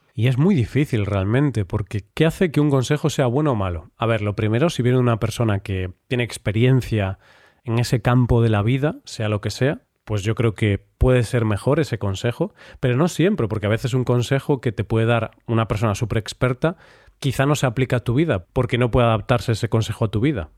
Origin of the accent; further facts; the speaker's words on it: Galicia, Spain; Yo ya sabes que soy gallego